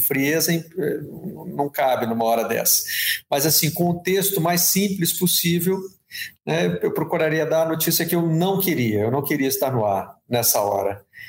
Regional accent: Brazil; also born or lived in London / United States

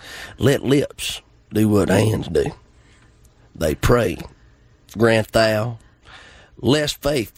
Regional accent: Jefferson, Georgia, United States; now in Maysville, United States; I'm from Jefferson, Georgia. I was born and raised there. Graduated with 66 people. It's a tiny town.

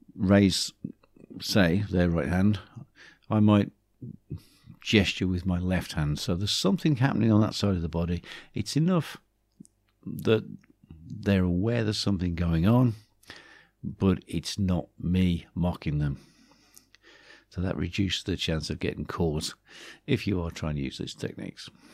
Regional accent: Black Country, West Midlands, United Kingdom; accent: Black Country; moved away; my black country accent comes back too.

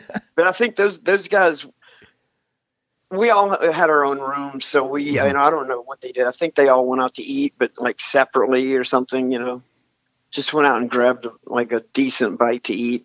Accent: New Orleans, Louisiana, United States; also born or lived in High Point, North Carolina / New York / Boston / Chicago; We moved to New Orleans when I was young

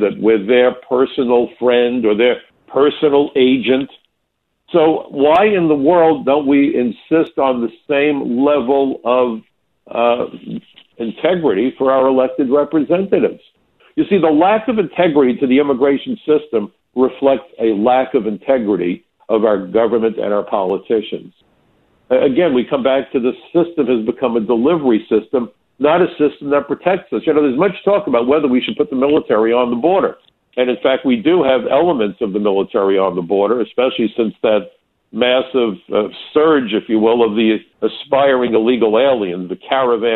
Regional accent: New York City, New York, United States; in Brooklyn, my hometown

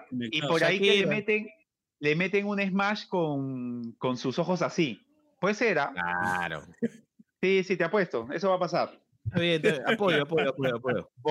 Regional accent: Peru; Como peruano te lo digo.

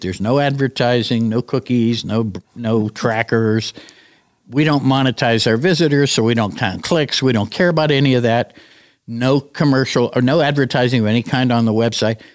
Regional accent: United States; We came from America

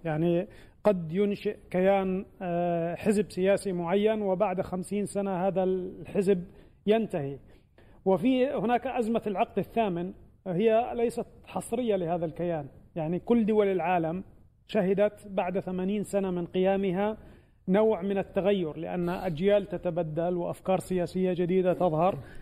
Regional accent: Palestine; نحن كفلسطينيين

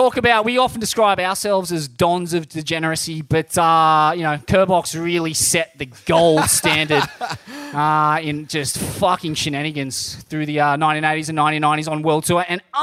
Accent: Byron Bay, New South Wales, Australia; But, Vaughn, it's great to be back in my hometown.

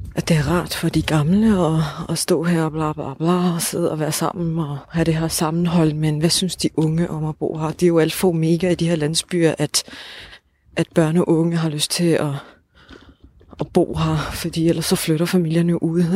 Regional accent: Odense, Southern Denmark, Denmark; altså vi er jo fra Odense

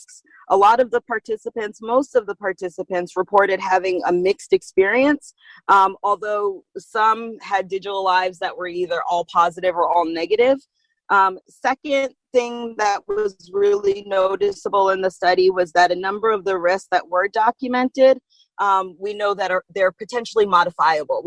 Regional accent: Springfield, Massachusetts, United States; also born or lived in Boston / Atlanta; So I actually grew up right here in Massachusetts. Springfield is my hometown, born and raised.

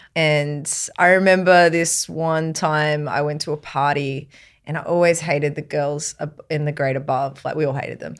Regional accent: Queensland, Australia; I was brought up in Queensland

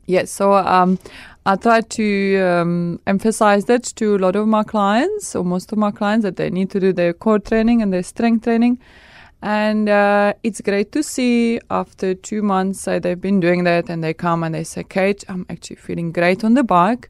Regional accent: Czechia; English is a second language; moved away; I come from Czech Republic

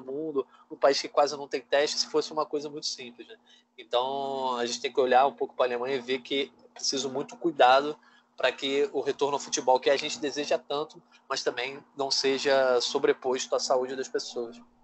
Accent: Brazil; somos brasileiros

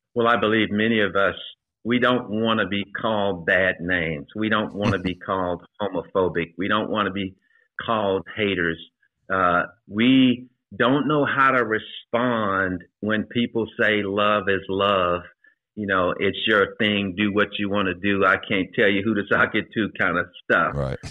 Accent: Shreveport, Louisiana, United States; moved away as an adult; now in Atlanta, United States; I advanced through the ranks in Shreveport, Louisiana, my hometown

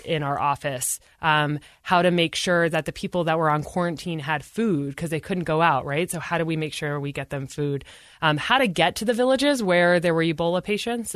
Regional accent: Utah, United States; I said, "Oh, I'm from the United States." He's like, "Yeah, but what state?" I said Utah

